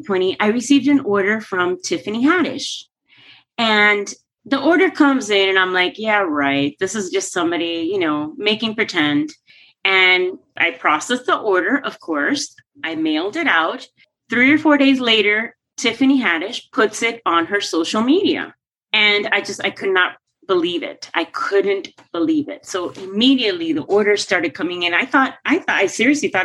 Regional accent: Coral Gables, Florida, United States; my hometown of Coral Gables

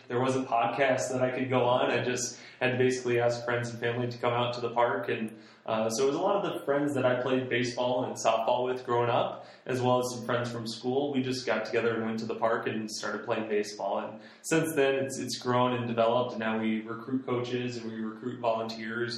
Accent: Central Iowa, United States; I grew up here in Central Iowa

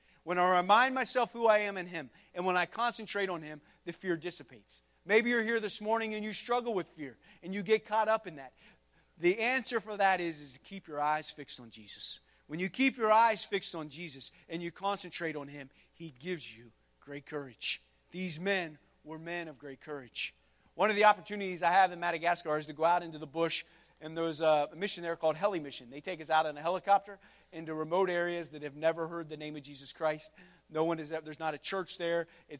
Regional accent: United States; America, the America that I love and born and raised, I got red, white, and blue on this morning. I'm American through and through.

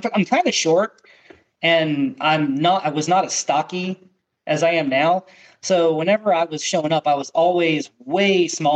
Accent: York, Pennsylvania, United States; moved away; I grew up in York, Pennsylvania, which is, you know, the south of Harrisburg, so kind of close to the Maryland line

